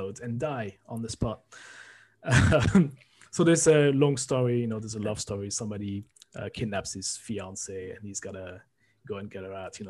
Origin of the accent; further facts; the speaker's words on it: France; moved away; growing up in France with anime